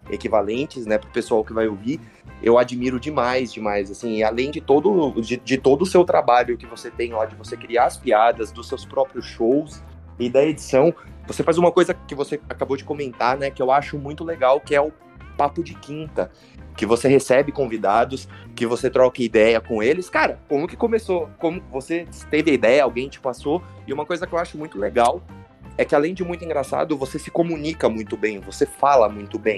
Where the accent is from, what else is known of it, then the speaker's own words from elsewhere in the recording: Osasco, São Paulo, Brazil; born there; now in São Paulo, Brazil; Não, eu sou nascido em Osasco e eu moro hoje em São Paulo.